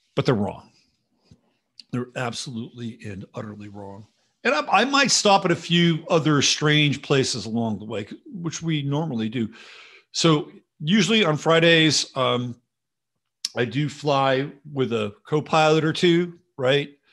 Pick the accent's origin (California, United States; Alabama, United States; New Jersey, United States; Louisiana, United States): California, United States; San Jose; moved away; also born or lived in San Mateo County / Oakland / Berkeley; I grew up in California. A little bit in Southern California, little tiny slice, but an important one. and then mostly in the Bay Area, um, and, uh, San Jose